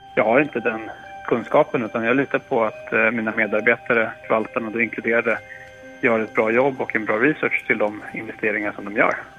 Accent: Stockholm, Stockholm County, Sweden; är 30 år gammal, född och uppvuxen i Stockholm

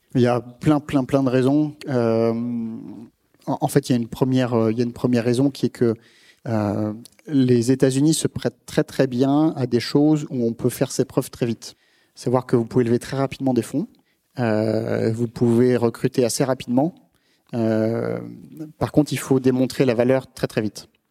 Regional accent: France; en tant que Français

